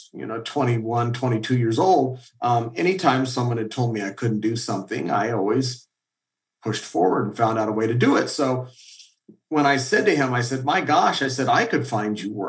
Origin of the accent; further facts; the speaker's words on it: Iowa, United States; moved away; I don't regret for a moment being from Iowa. It was a good place to get, I think, a good upbringing